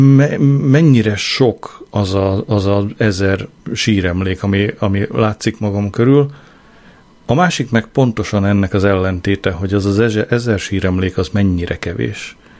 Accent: Hungary; én nem mertem megszólalni, ö, magyarként

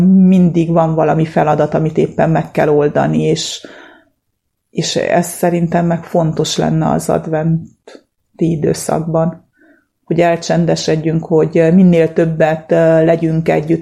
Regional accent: Transylvania, Romania; now in Hungary; én Erdélyből jöttem, már 30 éve itt élek Magyarországon, de a gyerekkoromat ott töltöttem, ott nőttem föl

